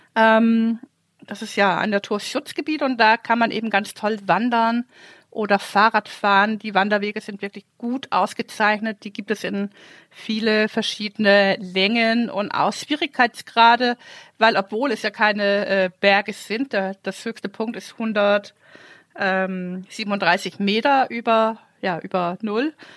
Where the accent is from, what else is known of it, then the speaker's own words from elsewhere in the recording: Denmark; moved away; ich bin ja ein Ostseekind